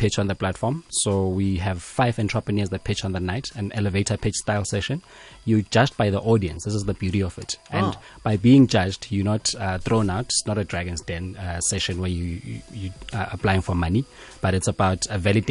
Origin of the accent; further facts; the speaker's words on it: Johannesburg, Gauteng, South Africa; also born or lived in Free State, South Africa / Eswatini; I'm a boy from Hillbrow. This is the best way I normally describe myself. I grew up there since the year 1989 until around the year 2000